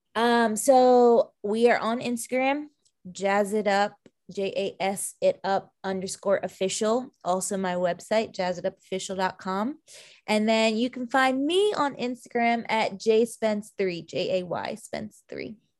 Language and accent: English; Long Island, New York, United States; moved away; also born or lived in Orlando; growing up on Long Island and being victim to Hurricane Sandy